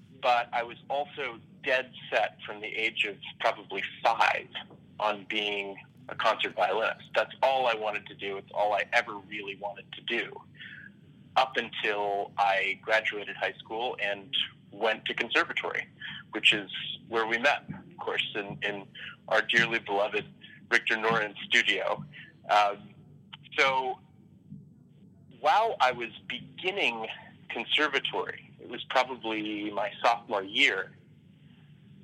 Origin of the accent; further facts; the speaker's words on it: Atlanta, Georgia, United States; also born or lived in Boston, Massachusetts; now in Baltimore, United States; I'm originally from Atlanta, Georgia